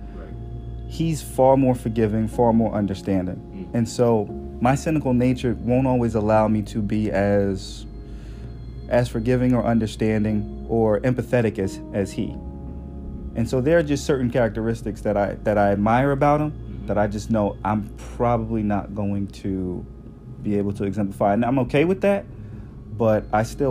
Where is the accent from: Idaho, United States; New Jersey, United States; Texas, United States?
New Jersey, United States; Newark; I was born and raised in Newark, New Jersey